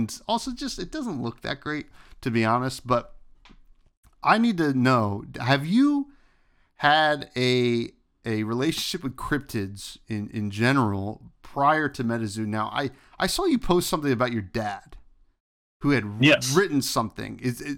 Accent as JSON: {"language": "English", "region": "New Jersey", "country": "United States", "said": "You know, I'm from New Jersey. Obviously, we had the Jersey Devil. That's our big one."}